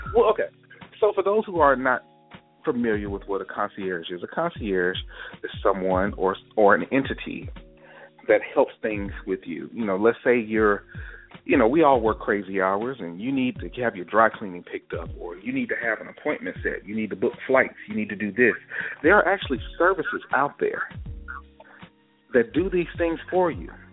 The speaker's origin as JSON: {"language": "English", "town": "Gulfport", "region": "Mississippi", "country": "United States", "tie": "born or raised there", "said": "my hometown for example, Gulfport, Mississippi"}